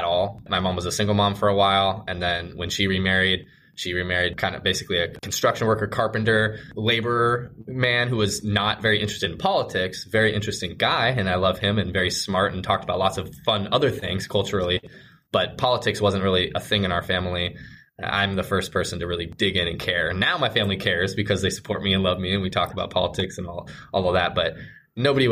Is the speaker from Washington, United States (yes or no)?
yes; South Snohomish County, Washington, United States; I was born and raised in South Snohomish County